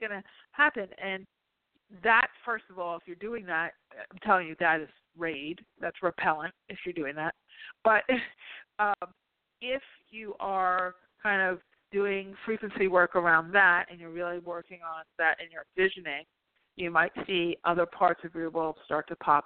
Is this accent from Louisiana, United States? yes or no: no; New Jersey, United States; I'm from Jersey